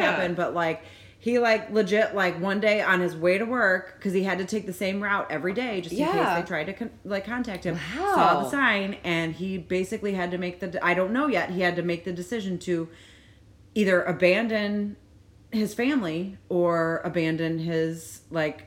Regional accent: United States; as Americans

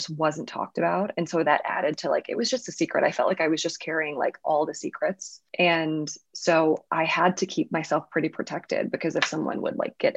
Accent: Louisiana, United States; moved away; I grew up in the South

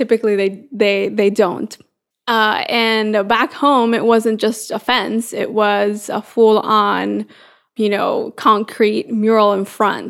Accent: San Pedro Sula, Cortés, Honduras; moved away as an adult; now in United States; So I am from San Pedro Sula, Honduras, so a small country in Central America. And I came here to the U.S. Now about 10 years ago. So back in 2008, I came here for college

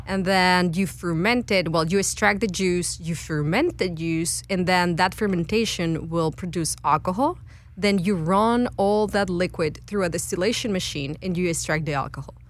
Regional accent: Guadalajara, Jalisco, Mexico; moved away as an adult; now in United States; I'm originally from Guadalajara, Mexico, and came to United States to st- uh, uh, to study a PhD in chemistry.

